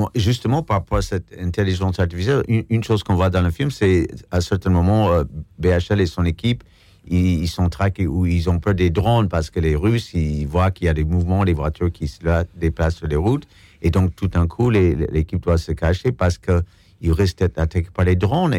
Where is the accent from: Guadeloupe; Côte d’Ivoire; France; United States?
United States; moved away; en tant qu'Américain